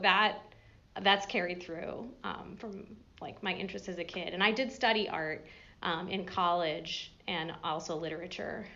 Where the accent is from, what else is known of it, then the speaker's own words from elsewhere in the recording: Massachusetts, United States; moved away as an adult; now in Johnson City, United States; grew up further up the mountains in Massachusetts